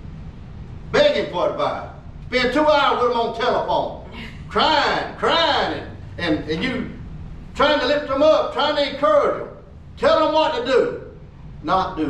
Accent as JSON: {"language": "English", "country": "United States", "said": "I'm proud of being American"}